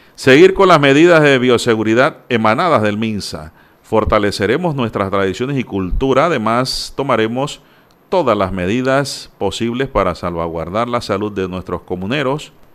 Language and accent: Spanish; Panama; Yo no soy español puro ni alemán. Aquí somos crisol de raza